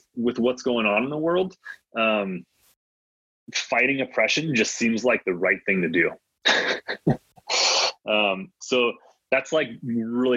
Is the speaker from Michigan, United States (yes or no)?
yes; Michigan, United States; first language Latvian; English is a second language; I grew up in the Midwest in Michigan